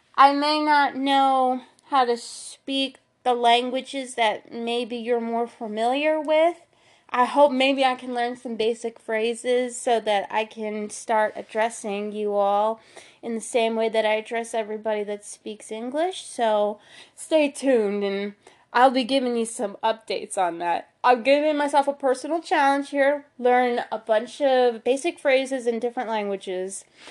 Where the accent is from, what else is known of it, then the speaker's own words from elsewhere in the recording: Philadelphia, Pennsylvania, United States; my hometown, the Philadelphia seventy-sixers